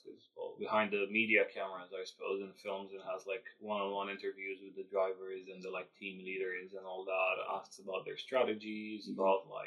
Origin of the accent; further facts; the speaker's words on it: Romania; English is a second language; now in London, United Kingdom; Romanian. I was born and raised in Romania